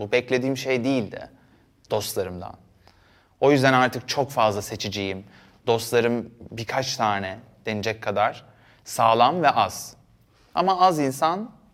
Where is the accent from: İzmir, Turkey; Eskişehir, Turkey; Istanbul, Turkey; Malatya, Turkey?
Istanbul, Turkey; also born or lived in Erdek / Paşalimanı Island; ben Yeniköy'de doğdum, büyüdüm.